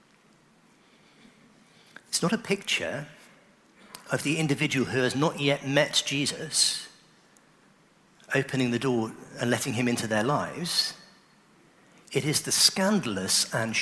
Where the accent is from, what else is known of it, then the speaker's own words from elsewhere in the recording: Oxford, South East England, United Kingdom; I grew up in Oxford